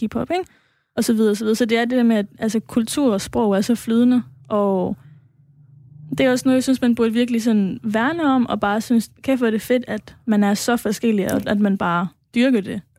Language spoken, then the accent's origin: Danish; Aarhus, Central Denmark Region, Denmark; opvokset i Gellerup og har, har været øh, aktiv derude sådan hele tiden